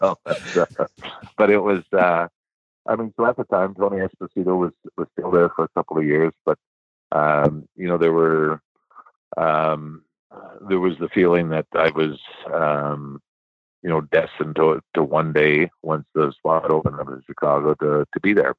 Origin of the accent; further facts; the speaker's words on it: Sault Ste. Marie, Ontario, Canada; moved away; growing up in Sault Ste. Marie